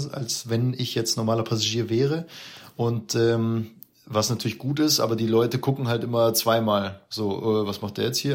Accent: Munich, Bavaria, Germany; als Münchner

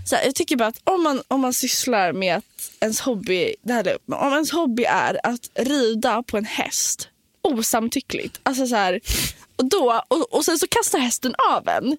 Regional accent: Nacka, Stockholm County, Sweden; also born or lived in Copenhagen; jag är från Nacka

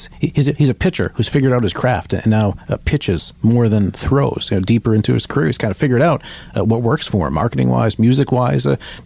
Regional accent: Boston, Massachusetts, United States; I'm from Boston

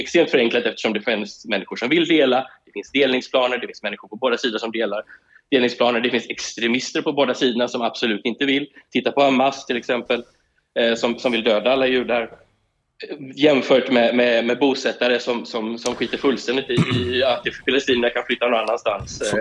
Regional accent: Sweden; moved away as an adult; now in Israel

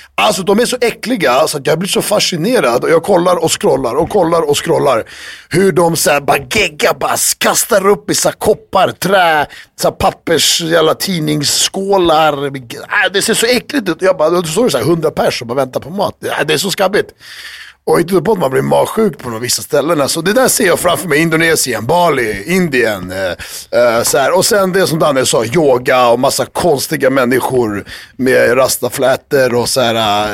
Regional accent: Sweden; moved away; kan fortfarande rösta, jag är fortfarande svensk

